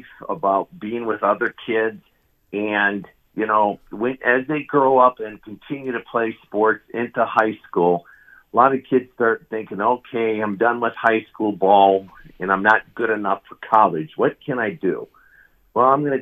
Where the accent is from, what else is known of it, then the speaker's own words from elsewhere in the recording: Detroit, Michigan, United States; also born or lived in Illinois; now in Wisconsin, United States; I'm a transplant from Detroit, Michigan, but I've been Wisconsin for 20 years, 10 years of Illinois before that.